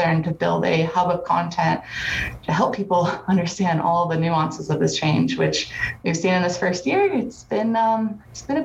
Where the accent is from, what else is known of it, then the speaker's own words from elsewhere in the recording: Santa Cruz, California, United States; also born or lived in Santa Barbara / San Diego / Hawaii; I grew up in Santa Cruz too, on the beach there, Bay Area, so a little bit Northern California